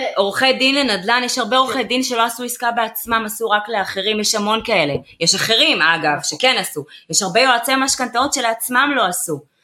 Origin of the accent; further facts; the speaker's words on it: Ramat Gan, Tel Aviv District, Israel; נולדתי ברמת עמידר, בואי, אני באה מהשכונות